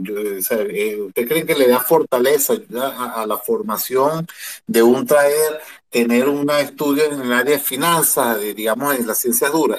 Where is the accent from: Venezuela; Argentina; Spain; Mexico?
Venezuela; yo soy de Venezuela